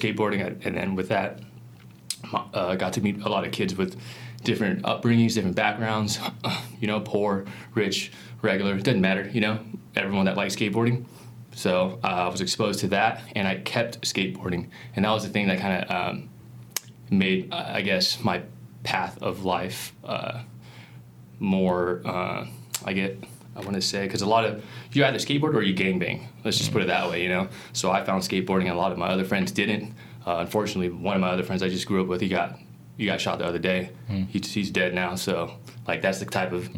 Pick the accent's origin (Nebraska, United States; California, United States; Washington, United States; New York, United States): California, United States; Long Beach; I was born and raised in Long Beach, California, first generation